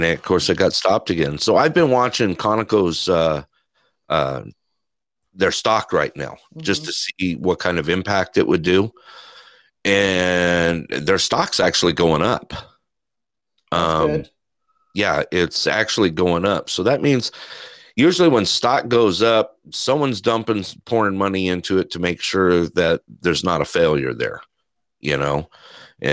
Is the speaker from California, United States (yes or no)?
yes; Big Bear Lake, California, United States; moved away; also born or lived in Dana Point, California; I grew up a beach boy. I grew up in Dana Point